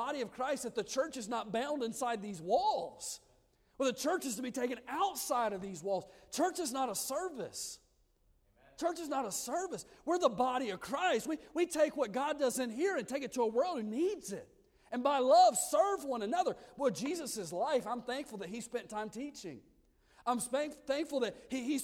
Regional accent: Odenville, Alabama, United States; moved away as an adult; also born or lived in Lancaster, California; I'm from Odenville, Alabama, a little podunk town

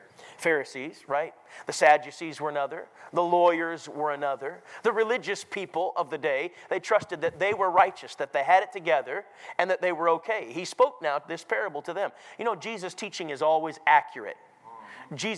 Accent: Minnesota, United States; I grew up in Minnesota

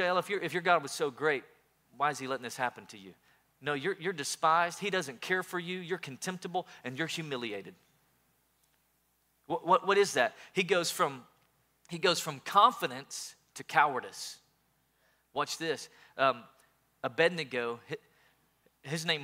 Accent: East Tennessee, United States; I grew up in East Tennessee

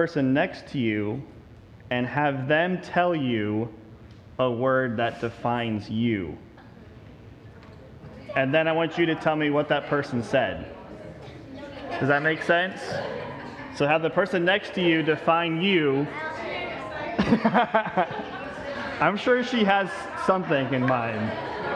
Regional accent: the North, United States; now in Texas, United States; I am a Yankee

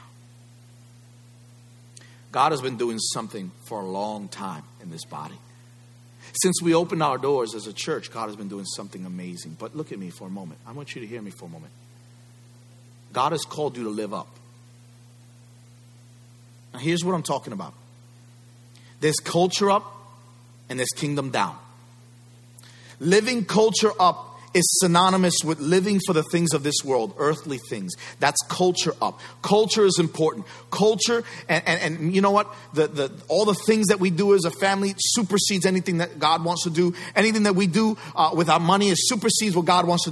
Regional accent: United States

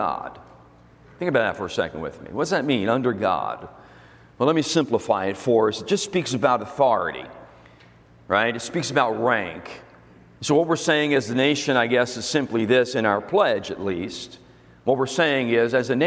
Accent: United States; I'm American

